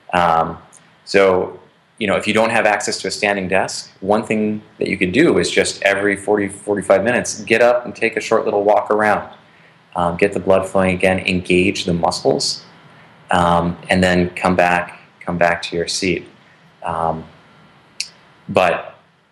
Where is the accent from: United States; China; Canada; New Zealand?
United States; northern Wisconsin; moved away; contributing to the economy in my hometown